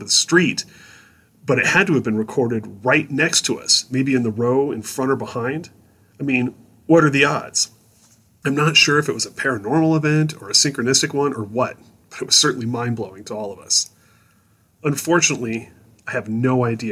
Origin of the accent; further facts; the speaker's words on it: Northern Colorado, United States; I'm from Northern Colorado. Back in high school, as long as the weather was good, my friends and I would often take trips on the weekend to Denver